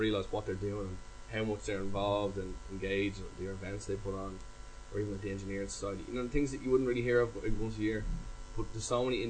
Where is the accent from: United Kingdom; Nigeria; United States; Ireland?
Ireland; Dublin, Leinster; born and bred in Dublin